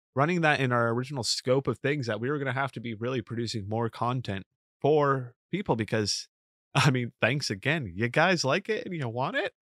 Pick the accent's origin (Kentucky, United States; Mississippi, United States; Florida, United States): Florida, United States; now in New York, United States; I grew up in Florida